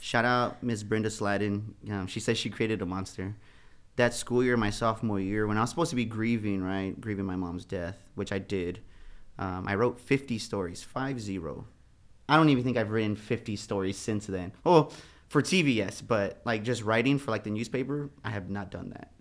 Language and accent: English; San Antonio, Texas, United States; I'm from the West Side